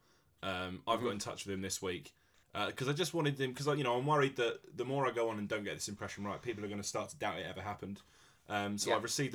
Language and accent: English; West Drayton, London, United Kingdom; moved away; I'm spending some time in my hometown, Glory, West Drayton